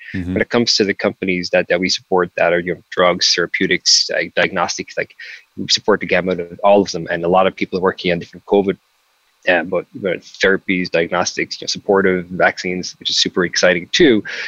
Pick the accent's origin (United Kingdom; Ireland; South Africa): Ireland; Mitchelstown, Munster; moved away as an adult; now in San Francisco, United States; I'm from a really small town. I'm from I'm from Mitchellstown County, Cork